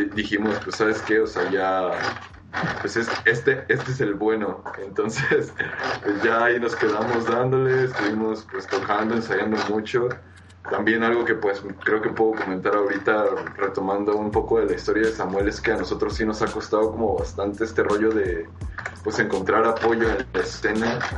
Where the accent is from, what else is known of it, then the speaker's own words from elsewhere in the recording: Mexico City, Mexico; Nosotros somos de la Ciudad de México y también pues muy pegados colindando a Nesa